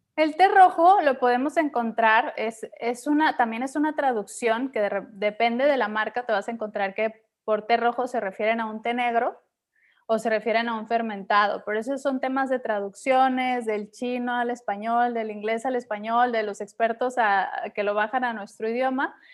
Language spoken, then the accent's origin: Spanish; Mexico; Y regresé a México